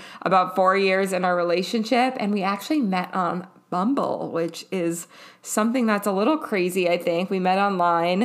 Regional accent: Minneapolis, Minnesota, United States; now in Oregon, United States; growing up in Minneapolis and now living in Oregon

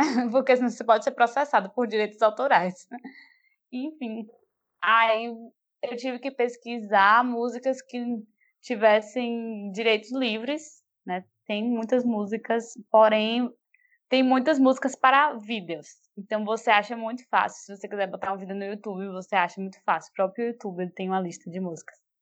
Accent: Feira de Santana, Bahia, Brazil; now in Salvador, Brazil; Eu nasci, tipo, da, na Princesinha do Sertão, em Feira de ah. Santana, na Bahia, né? Brasil.

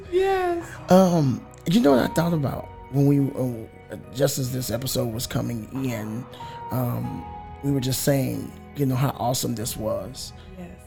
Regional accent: Louisiana, United States; We're from Louisiana.

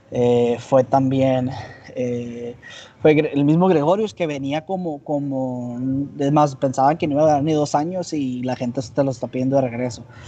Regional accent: Hermosillo, Sonora, Mexico; Eh, de Hermosillo

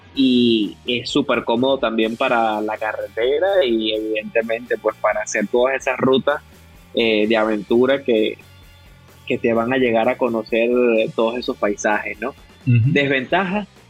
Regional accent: Venezuela; now in Dominican Republic; yo orgullosamente yo soy venezolano, pero así lo digo, orgullosamente yo vivo acá en República Dominicana

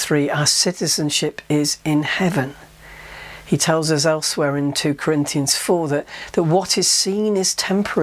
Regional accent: Yorkshire and the Humber, United Kingdom; Growing up in Yorkshire

